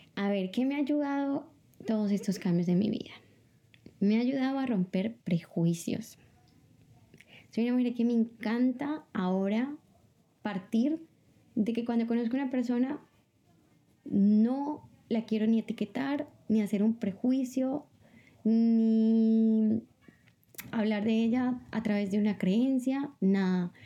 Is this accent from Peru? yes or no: no; Bogotá, Colombia; moved away as an adult; also born or lived in Hattingen, Germany / Bochum, Germany / Tossa de Mar, Spain; now in Barcelona, Spain; Vengo de Bogotá, Colombia. Es mi ciudad natal.